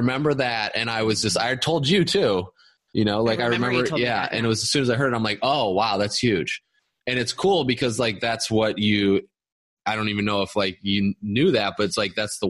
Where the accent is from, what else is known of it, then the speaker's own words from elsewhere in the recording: Midwest, United States; I grew up in the Midwest where it's like boobs, beer, and basketball or whatever.